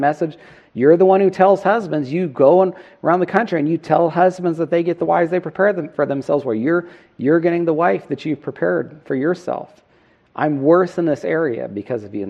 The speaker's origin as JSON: {"language": "English", "region": "Northern California", "country": "United States", "tie": "born or raised there", "said": "we grew up together in Northern California"}